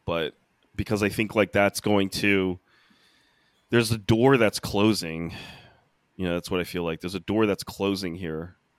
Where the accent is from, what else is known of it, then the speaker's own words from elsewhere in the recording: United States; as an American